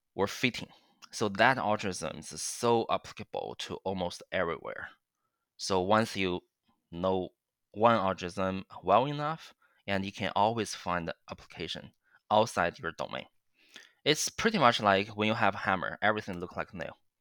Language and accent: English; China; now in Waterloo, Canada; I, I, I grew up in China